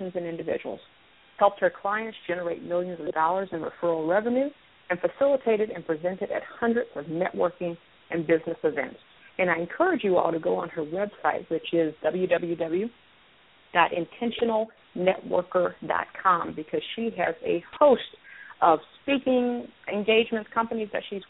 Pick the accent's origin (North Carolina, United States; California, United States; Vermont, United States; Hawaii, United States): North Carolina, United States; I grew up in North Carolina